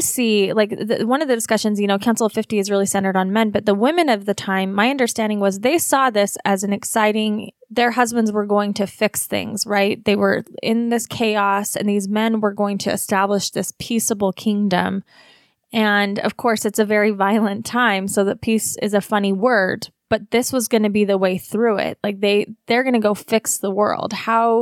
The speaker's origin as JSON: {"language": "English", "area": "Wasatch Front", "region": "Utah", "country": "United States", "tie": "born or raised there", "said": "growing up in the Wasatch Front as a Utah Mormon girl"}